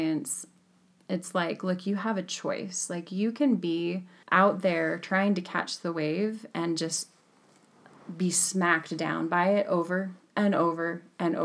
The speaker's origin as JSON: {"language": "English", "region": "Utah", "country": "United States", "tie": "born or raised there", "also_born_or_lived": "California", "said": "I grew up in a landlocked state of Utah"}